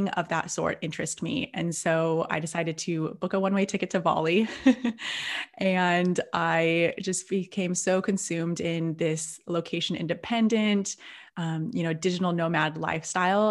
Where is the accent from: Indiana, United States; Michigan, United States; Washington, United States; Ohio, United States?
Washington, United States; Seattle; moved away as an adult; now in Byron Bay, Australia; I'm originally from Seattle, and I'm currently living just outside of Byron Bay in Australia